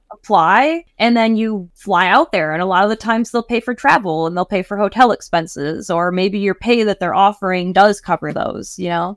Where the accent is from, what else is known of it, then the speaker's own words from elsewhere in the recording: Michigan, United States; moved away; I'm originally from Michigan